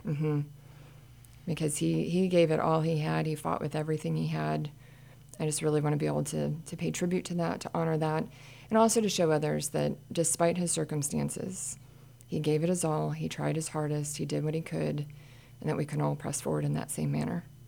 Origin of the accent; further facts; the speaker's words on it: Midwest, United States; also born or lived in Kansas / Pennsylvania; now in Montgomery County, Texas, United States; I was from Midwest